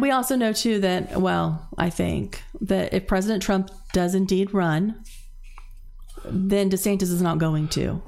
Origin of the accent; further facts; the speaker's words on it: Zephyrhills, Florida, United States; I grew up in Zephyr Hills